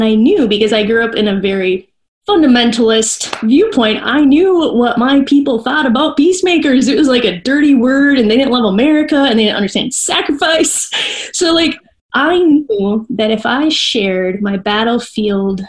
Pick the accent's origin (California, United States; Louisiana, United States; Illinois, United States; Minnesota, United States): Minnesota, United States; I'm from Minnesota.